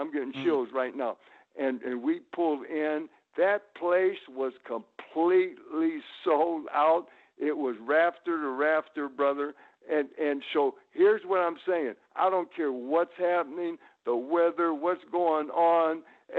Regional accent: Hammond, Indiana, United States; also born or lived in Tullahoma, Tennessee; so I was raised in Hammond, Indiana. But you could be in Hammond, Indiana, and be downtown loop of Chicago on the Dan Ryan in 30 minutes. So I was 30 minutes from my home

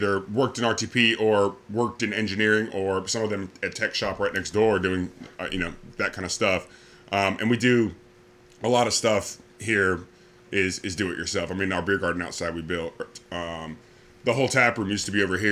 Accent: Laurinburg, North Carolina, United States; also born or lived in Michigan / Ohio / Greenville, North Carolina / Raleigh, North Carolina; I was born in Michigan and lived there in Ohio until I was 9. My family moved down here for jobs. We actually I lived in Laurinburg, North Carolina

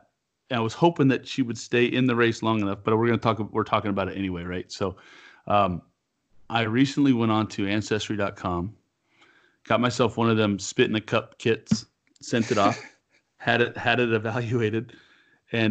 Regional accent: California, United States; where I'm from in California, we were raised to believe

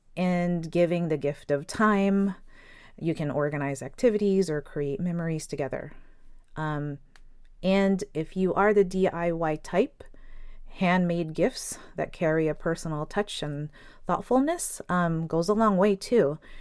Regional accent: Philippines; I'm Filipino

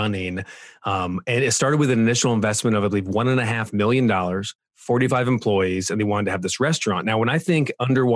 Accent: Orange County, California, United States; I grew up in Orange County, California

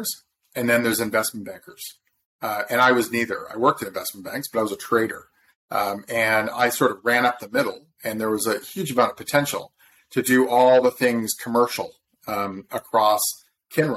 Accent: Southern Ontario, Canada; also born or lived in Toronto, Canada; I'm from Southern Ontario, but I went down to Harvard for undergrad

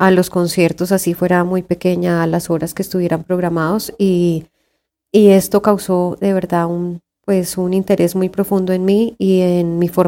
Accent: Tunja, Boyacá, Colombia; born there; yo nací en Tunja eh, y pues mis padres eh, tuvieron el interés, afortunadamente, de, de llevar mi educación por por los caminos de la cultura

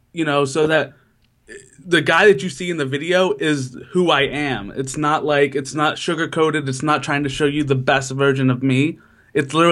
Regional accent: Citrus County, Florida, United States; moved away as an adult; also born or lived in Philadelphia / New York; now in New Jersey, United States; I'm originally from Florida and now I'm in New Jersey

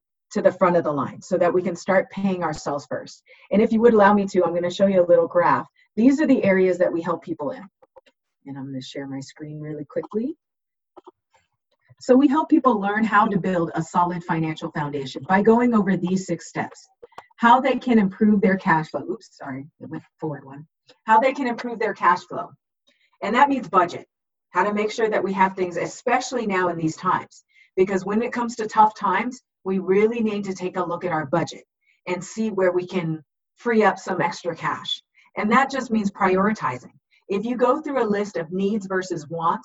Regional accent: Southern California, United States; I was born and raised in Southern California

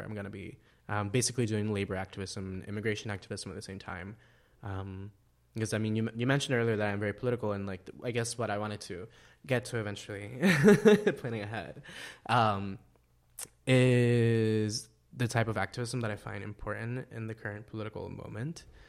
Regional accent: El Salvador; moved away; my life in El Salvador

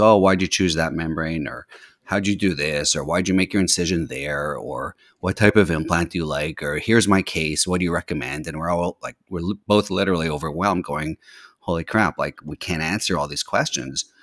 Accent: Montreal, Quebec, Canada; also born or lived in California / Boston; now in Washington D.C., United States; I grew up in, uh, Montreal, Canada

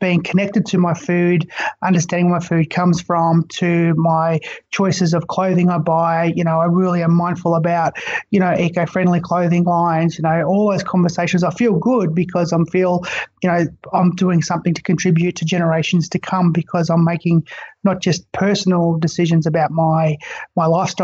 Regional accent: Far East Gippsland, Victoria, Australia; I grew up in Far East Gippsland of Victoria

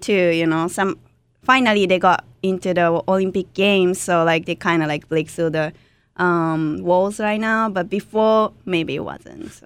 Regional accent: Kanagawa, Japan; born or raised there; English is a second language; moved away

